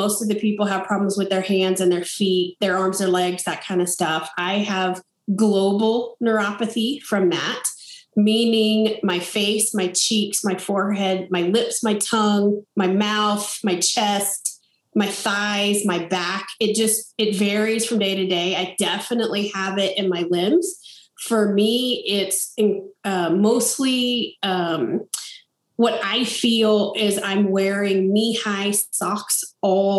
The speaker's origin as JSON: {"language": "English", "town": "Coleman", "region": "Texas", "country": "United States", "tie": "born or raised there", "also_born_or_lived": "Grapevine, Texas / Lubbock, Texas", "said": "I'm from Coleman, Texas, grew up in the kind of the heart of Texas on a ranch out there"}